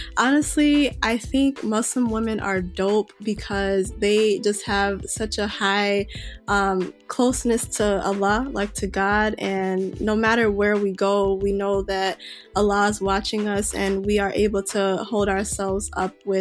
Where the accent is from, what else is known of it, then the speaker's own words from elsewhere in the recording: Chicago, Illinois, United States; I was born and raised in Chicago